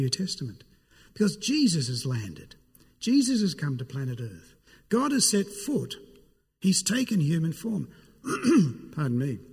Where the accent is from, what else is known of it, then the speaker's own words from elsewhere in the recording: Sydney, New South Wales, Australia; I'm from Sydney.